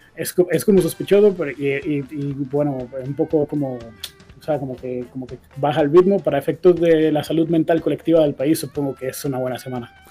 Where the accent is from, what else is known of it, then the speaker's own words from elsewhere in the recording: Costa Rica; como un costarricense más